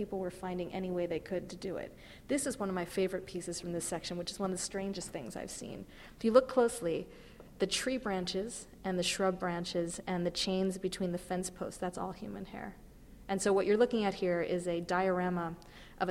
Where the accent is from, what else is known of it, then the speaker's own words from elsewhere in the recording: California, United States; now in New York, United States; I grew up in California where we had lots of access to nature and natural history museums